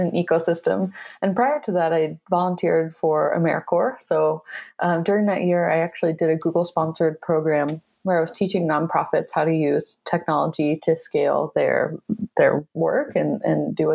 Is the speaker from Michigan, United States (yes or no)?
yes; Michigan, United States; moved away as an adult; I relocated back to my home state of Michigan